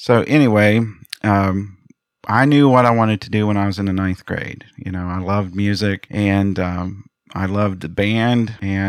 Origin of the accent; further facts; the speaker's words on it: Grafton, United States; I am from Grafton, actually. I've been living here for about 24 years. I am the director of bands at Grafton High School.